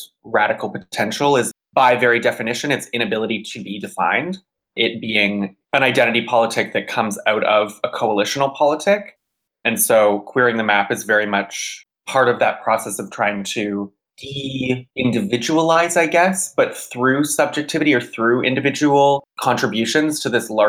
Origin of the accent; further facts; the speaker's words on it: Georgetown, Ontario, Canada; moved away as an adult; now in Montreal, Canada; I grew up in Georgetown, Ontario